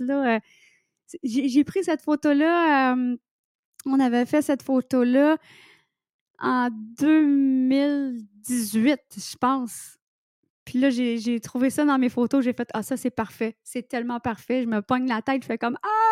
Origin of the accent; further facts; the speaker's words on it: Quebec, Canada; accent: québécois; je suis québécoise et je parle en québécois dans mon livre